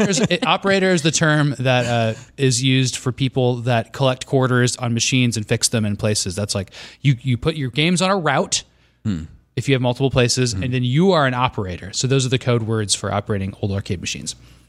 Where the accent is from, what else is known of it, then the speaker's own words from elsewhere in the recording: Scottsdale, Arizona, United States; I'm from Scottsdale. So that's in Central Phoenix. Downtown.